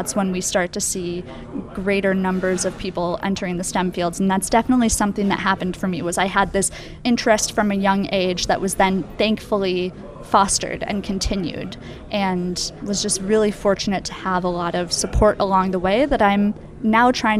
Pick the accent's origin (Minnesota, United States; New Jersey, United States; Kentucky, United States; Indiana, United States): Minnesota, United States; Twin Cities; I grew up in the Twin Cities in Minnesota